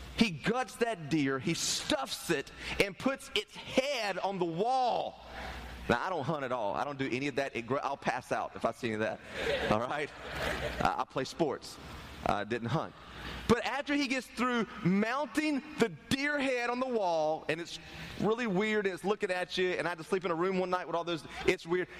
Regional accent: Turkey, North Carolina, United States; I grew up in Turkey, North Carolina

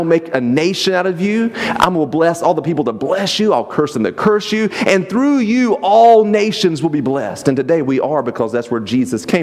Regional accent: the South, United States; moved away; I was from the South

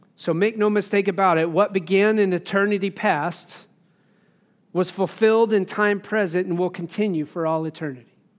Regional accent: Wyoming, United States; growing up in Wyoming

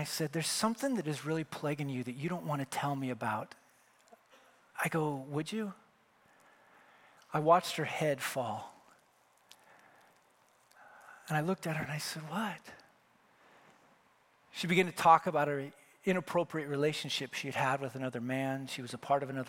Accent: Wyoming, United States; now in California, United States; I'm from Wyoming

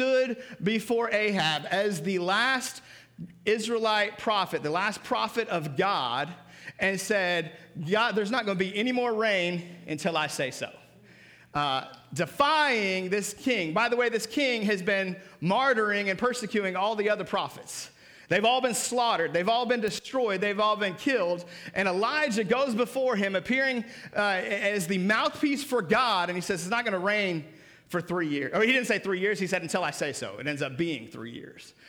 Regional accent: Seattle, Washington, United States; I grew up in Seattle.

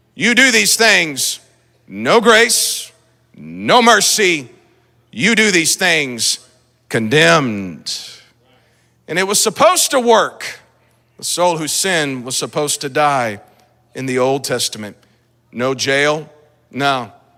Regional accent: Lee's Summit, Missouri, United States; I'm from Lee Summit

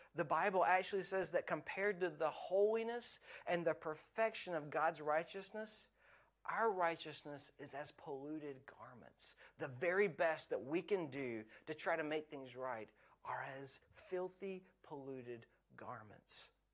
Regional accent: United States; now in Scotland; where I grew up in America

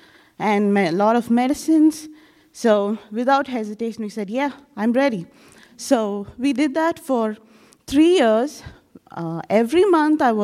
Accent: India; I'm from India

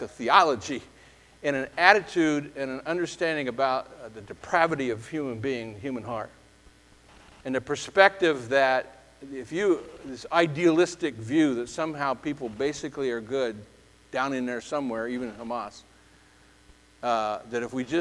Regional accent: United States; I'm an American. I'm red, white, and blue. I love my country. I'm glad to be born here, okay, and raised here, glad to live here

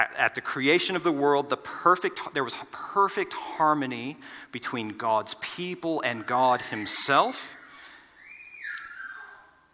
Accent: United States; moved away as an adult; now in Australia; our families are in the States

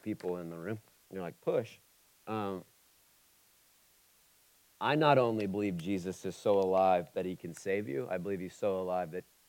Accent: Oxford, Ohio, United States; I'm from Oxford. So I'm from Oxford, Ohio

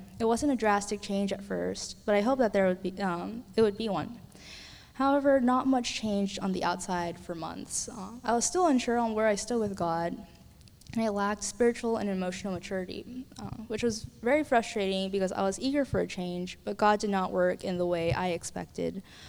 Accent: Illinois, United States; also born or lived in Texas; I'm currently a senior at Windermere High School. So I grew up in Illinois and Texas for most of my life

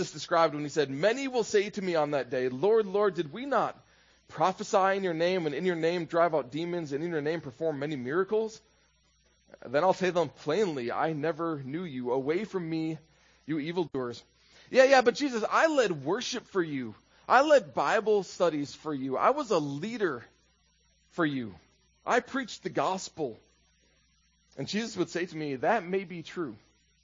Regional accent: Minnesota, United States; When I was in high school in Minnesota

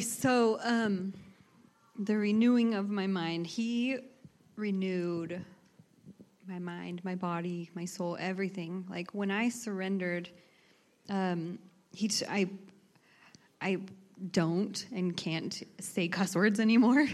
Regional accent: Emmett, Idaho, United States; I grew up in Emmett, Idaho

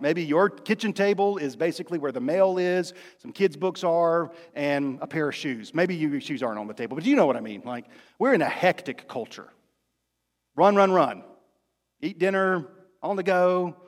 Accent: Rocky Mount, North Carolina, United States; also born or lived in Fayetteville, North Carolina; When I was in the fifth grade in the middle of the year, When on Christmas break and over Christmas break, winter break, we moved from Fayetteville to Rocky Mount, North Carolina

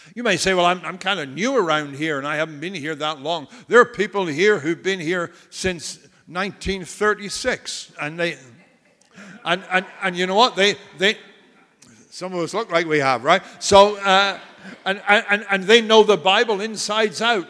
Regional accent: United States; I'm proud to be an American

